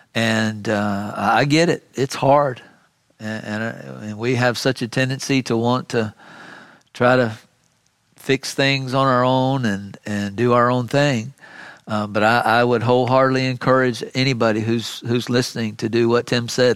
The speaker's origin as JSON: {"language": "English", "town": "Miami", "region": "Florida", "country": "United States", "tie": "born or raised there", "said": "When I was a kid growing up in South Florida, in Miami"}